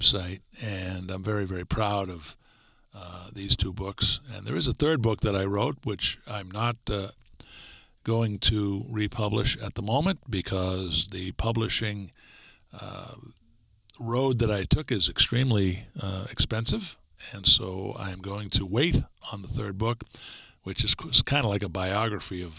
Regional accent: Stoughton, Massachusetts, United States; In the hometown I grew up in, Stoughton, Mass

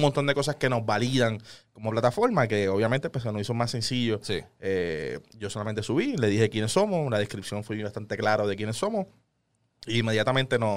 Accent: Puerto Rico; estamos en Puerto Rico

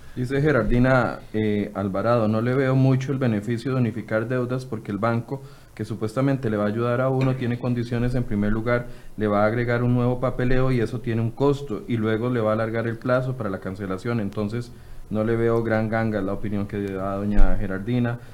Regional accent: Costa Rica; Los ticos somos un reflejo de lo que es nuestro gobierno

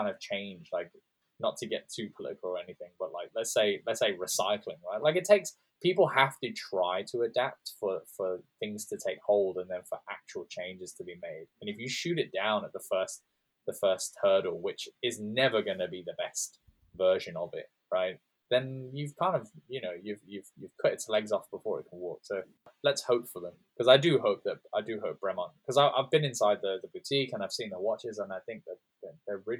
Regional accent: Birmingham, West Midlands, United Kingdom; I grew up in Birmingham

